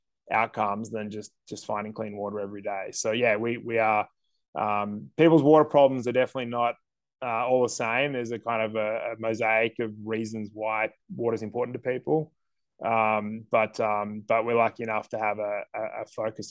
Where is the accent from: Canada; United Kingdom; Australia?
Australia; Sydney, New South Wales; moved away as an adult; I grew up in Sydney